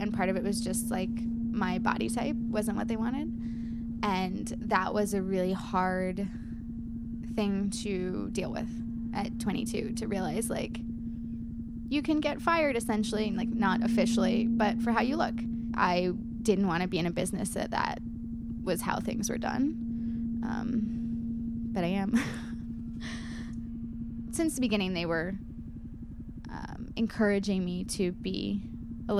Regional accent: St. Louis, Missouri, United States; my goal was to be back by St. Louis because I really wanted to play my hometown

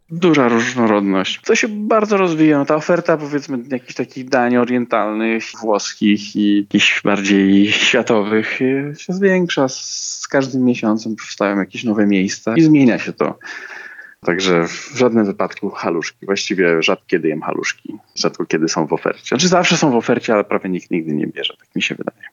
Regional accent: Slovakia; Polish is a second language; u nas, na Słowacji

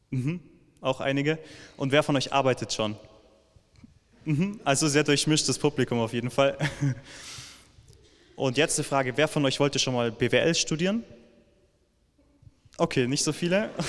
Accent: Villingen-Schwenningen, Baden-Württemberg, Germany; ich komme gerade aus Villingen-Schwenningen, weil ich dort aufgewachsen bin.

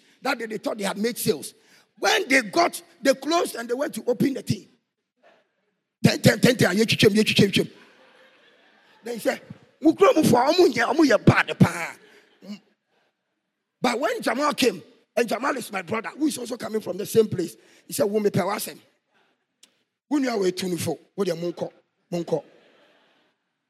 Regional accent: Ghana; Boku, my hometown.

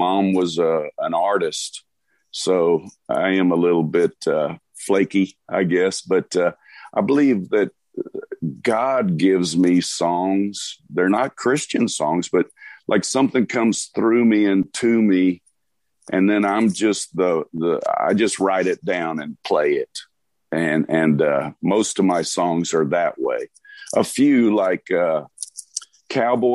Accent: Conroe, Texas, United States; also born or lived in Houston, Texas; now in New Braunfels, United States; I was born in Houston, but my parents moved to Conroe, which is kind of country, and it certainly was in the 70s.

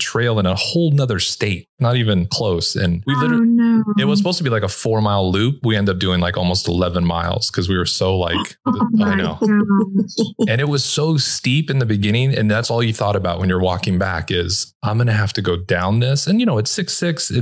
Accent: Los Angeles, California, United States; moved away as an adult; also born or lived in Orange County, California; I'm originally from Los Angeles and Orange County, Southern California.

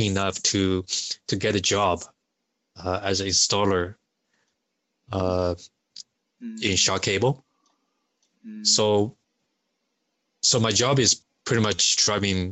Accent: Shanghai, China; moved away as an adult; also born or lived in Beijing; now in Canada; I was born in Beijing and raised in Shanghai. And I moved to Canada back in 2001

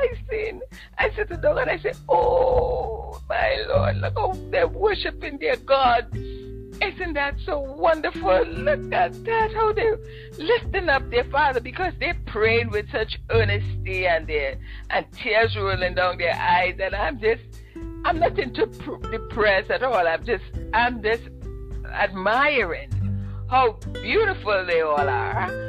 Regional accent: Ottawa, Ontario, Canada; moved away as an adult; I come from Ottawa, and in my growing up days, there wasn't much black people in Ottawa at that time

